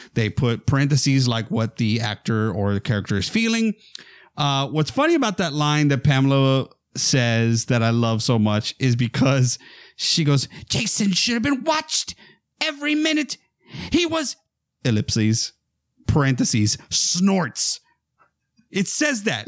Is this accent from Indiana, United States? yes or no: no; near McAllen, Texas, United States; we didn't have a movie theater in my hometown. We had to go to McAllen, which was the big town nearby